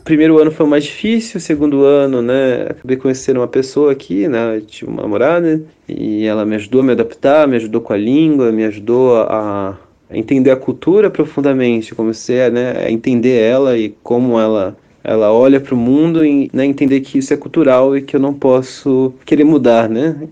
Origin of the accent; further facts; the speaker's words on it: Santo André, São Paulo, Brazil; moved away as an adult; now in Kazan, Russia; eu sou de São Paulo